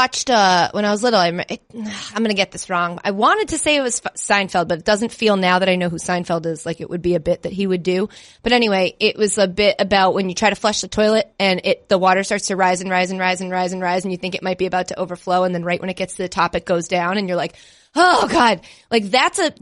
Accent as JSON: {"language": "English", "region": "East Coast", "country": "United States", "tie": "born or raised there", "said": "I grew up obviously on the East Coast"}